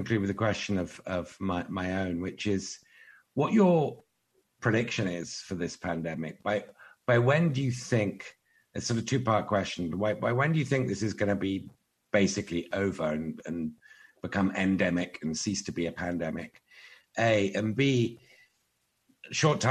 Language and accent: English; United Kingdom; I'm from Britain.